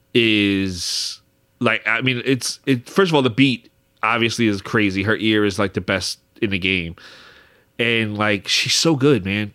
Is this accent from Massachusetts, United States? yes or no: no; Philadelphia, Pennsylvania, United States; we're two guys from Philly